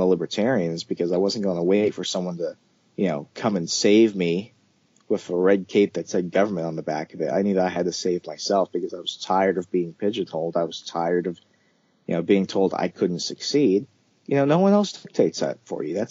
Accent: Arizona, United States; first language English; English is my only language, ma'am. I'm from Arizona. I was born in America.

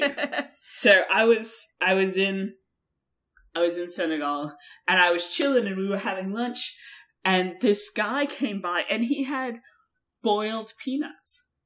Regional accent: United States; I'm American. I am

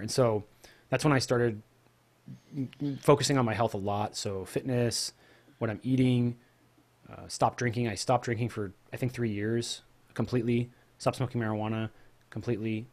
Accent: Pacific Northwest, United States; also born or lived in Oregon / Juarez, Mexico; I'm just a normal guy, normal kid growing up in the Pacific Northwest.

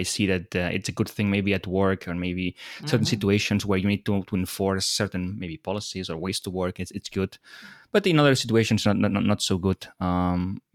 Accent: Barcelona, Catalonia, Spain; I'm from Europe, I'm from Spain, Barcelona

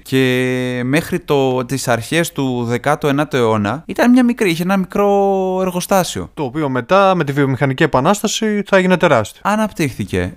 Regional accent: Greece; εγώ είμαι από την Ελλάδα

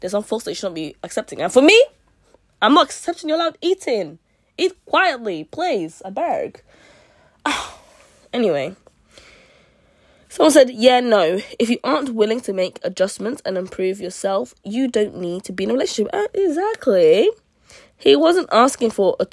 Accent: United Kingdom; I'm Nigerian. I'm Nigerian and British

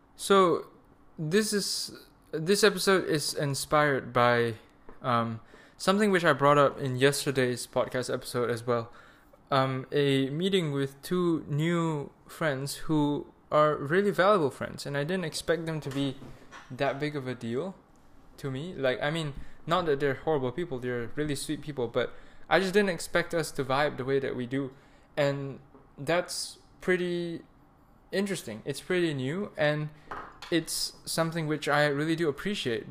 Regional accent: Malaysia; moved away as an adult; now in Germany; I'm Malaysian, so when you have a visa issue, you go back to Malaysia

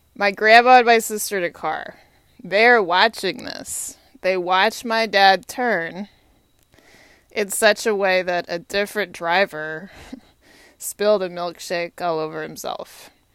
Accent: Austin, Texas, United States; also born or lived in Winston-Salem, North Carolina; now in Washington, D.C., United States; I grew up in Austin 'cause my dad worked for the Texas State Government.

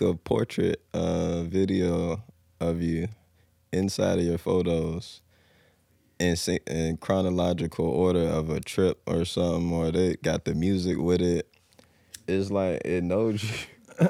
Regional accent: Norfolk, Virginia, United States; born and raised Norfolk

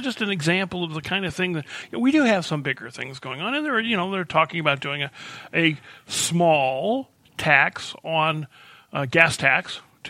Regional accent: Illinois, United States; now in Missouri, United States; I'm from Illinois, and I have family that live in Illinois.

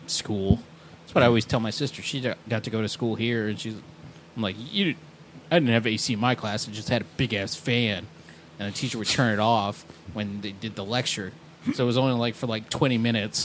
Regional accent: New York City, New York, United States; I grew up in New York City

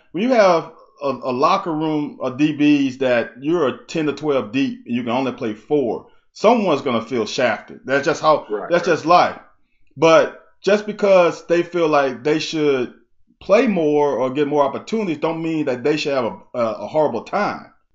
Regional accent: Baton Rouge, Louisiana, United States; also born or lived in Mississippi; I was born in Mississippi. And after I was born, I think I was a couple years old, and my parents moved down to Baton Rouge

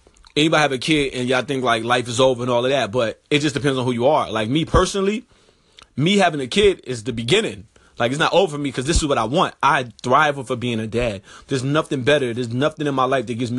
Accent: New York, United States; moved away; dudes that I grew up with in New York

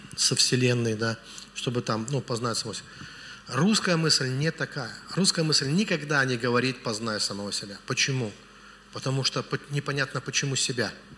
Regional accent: Velikiye Luki, Pskov Oblast, Russia; я из Великих... У меня город на болотах вообще.

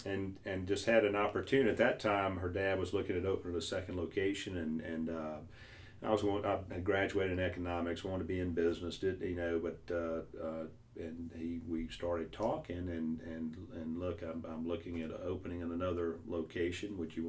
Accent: North Louisiana, United States; accent: heavy accent; moved away; I'm not from here. I'm from North Louisiana.

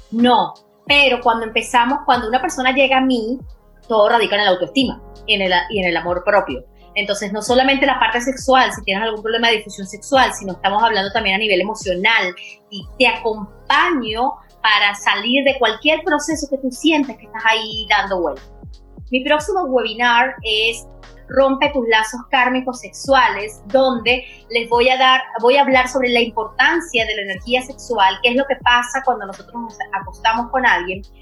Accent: Venezuela; soy una chica venezolana y quiero dejar, que eh, eso sí, yo, soy mucho de, mis raíces

